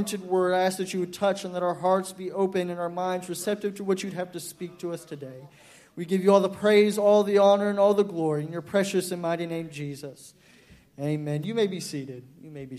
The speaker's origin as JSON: {"language": "English", "town": "Dallas", "region": "Texas", "country": "United States", "said": "I'm from Dallas, Texas"}